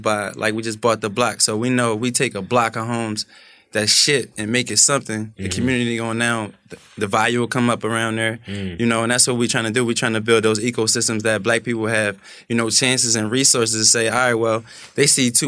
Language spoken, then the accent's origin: English; Philadelphia, Pennsylvania, United States; I come from Philly